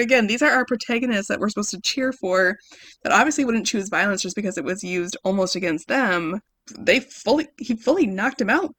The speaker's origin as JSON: {"language": "English", "region": "Midwest", "country": "United States", "tie": "born or raised there", "moved": "yes", "said": "We grew up in the Midwest"}